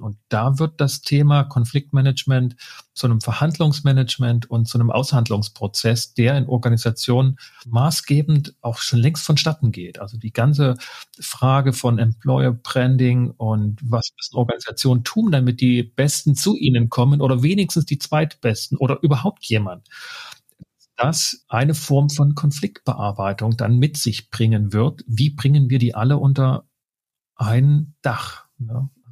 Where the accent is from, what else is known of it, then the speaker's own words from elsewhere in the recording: Saxony, Germany; ich komme aus Sachsen